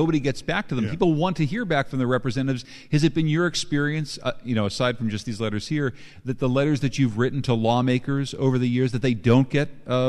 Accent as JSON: {"language": "English", "town": "Winsted", "region": "Connecticut", "country": "United States", "tie": "born or raised there", "said": "the founder of this museum, right here in my hometown of Winsted."}